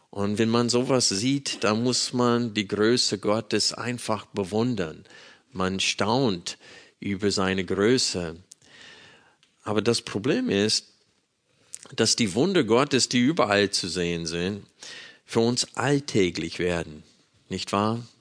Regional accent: Arkansas, United States; Ich bin in einer Baptistengemeinde in Arkansas groß geworden, äh, in den Südstaaten Amerikas.

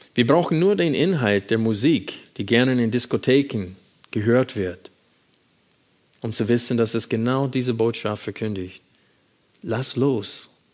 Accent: United States; moved away; wenn ich meine Heimat besuche

